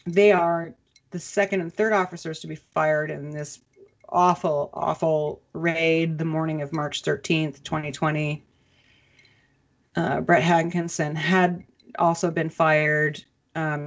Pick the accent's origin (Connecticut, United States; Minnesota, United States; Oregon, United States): Minnesota, United States; Minnesota, as you know, because that's my hometown